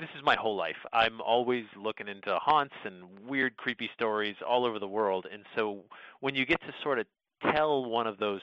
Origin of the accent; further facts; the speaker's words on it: Sandy Hook, Connecticut, United States; I grew up in Sandy Hook, Connecticut, and that was the town next to Monroe, Connecticut.